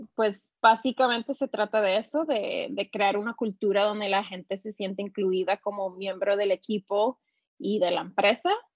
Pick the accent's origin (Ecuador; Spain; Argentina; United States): United States; California; also born or lived in Mexico; soy mexicana, pero nacida aquí en California vivo actualmente en San Francisco